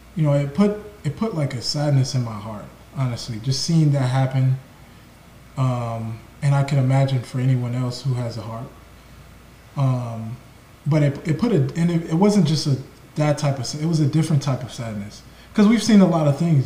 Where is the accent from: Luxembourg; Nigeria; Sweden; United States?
Nigeria; Igbo land, Igboland; I'm from Nigeria, from you know, Ebo land